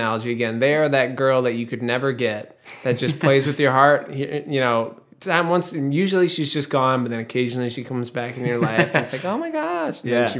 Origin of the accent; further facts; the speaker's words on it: New Hampshire, United States; I'm from New Hampshire.